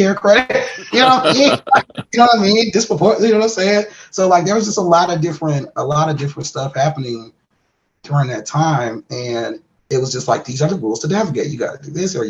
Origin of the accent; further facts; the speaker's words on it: Milwaukee, Wisconsin, United States; I'm from Milwaukee, Wisconsin